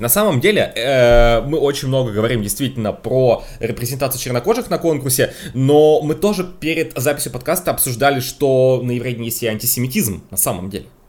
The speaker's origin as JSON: {"language": "Russian", "region": "Moscow", "country": "Russia", "tie": "born or raised there", "said": "я всю жизнь живу в Москве"}